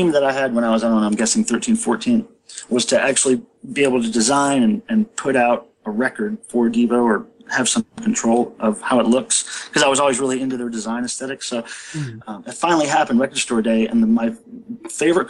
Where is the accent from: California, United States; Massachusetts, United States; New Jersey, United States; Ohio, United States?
Ohio, United States; Stow; I was born in Stowe, right outside of Akron. Back then I was going to Catholic school